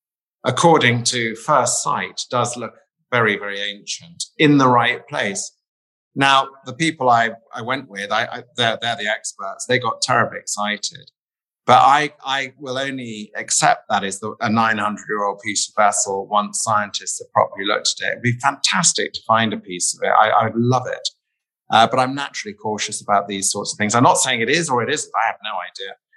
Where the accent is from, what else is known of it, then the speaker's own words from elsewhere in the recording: United Kingdom; I grew up near the Wash